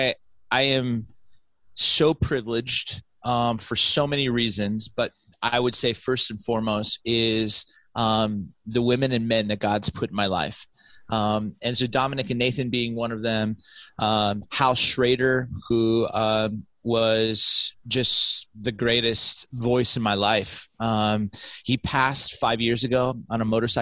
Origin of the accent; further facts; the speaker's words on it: Southern California, United States; moved away as an adult; also born or lived in West Michigan / Orange County; I grew up in Southern California.